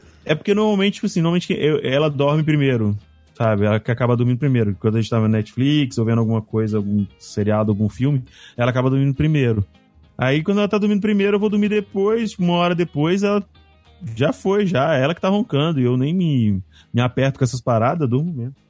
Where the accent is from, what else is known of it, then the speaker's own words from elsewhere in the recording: Cachoeiro de Itapemirim, Espírito Santo, Brazil; moved away; Cachoeiro, que é onde eu nasci